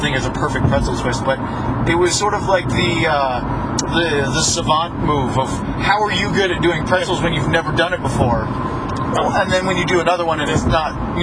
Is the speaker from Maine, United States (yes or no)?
yes; Maine, United States; moved away; I am from Maine